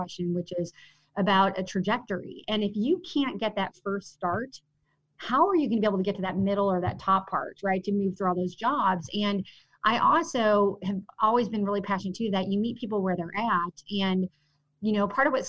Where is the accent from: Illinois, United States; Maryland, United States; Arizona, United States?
Illinois, United States; Villa Park; I grew up in Villa Park, and which is it's a great community